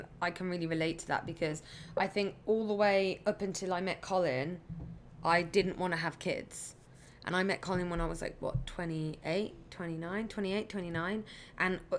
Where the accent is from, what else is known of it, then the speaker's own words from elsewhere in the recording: England, United Kingdom; when they found out I was pregnant here from England, they say, do you have like friends? Do you have family?